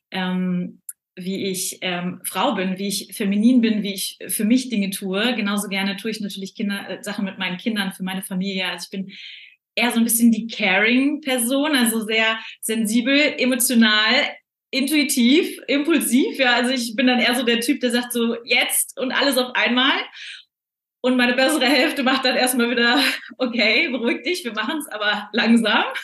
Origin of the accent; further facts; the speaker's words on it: North Rhine-Westphalia, Germany; Und ich bin groß geworden im Ruhrgebiet, bin da aufgewachsen